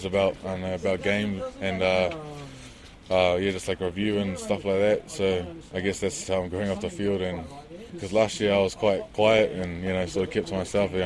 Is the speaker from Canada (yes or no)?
no; New Zealand; New Zealand's home